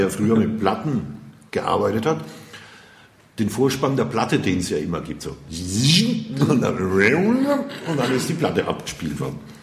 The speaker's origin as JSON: {"language": "German", "town": "Würzburg", "region": "Bavaria", "country": "Germany", "tie": "born or raised there", "said": "Bin ein Urgestein, Würzburger. City. Würzburg City. Ich bin geboren in der Innenstadt, aber aufgewachsen in Grombü."}